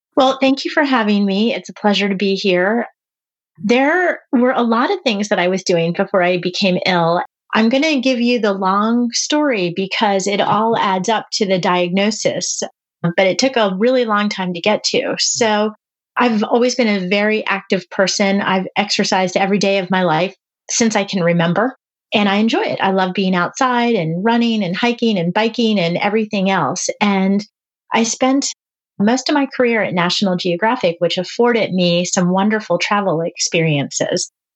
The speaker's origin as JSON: {"language": "English", "region": "East Coast", "country": "United States", "said": "I'm from the East Coast."}